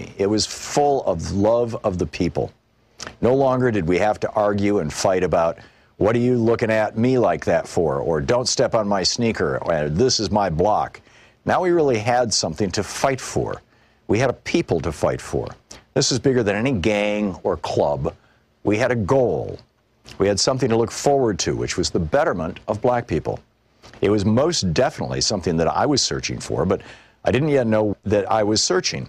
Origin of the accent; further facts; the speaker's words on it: New York City, New York, United States; I was originally from Queens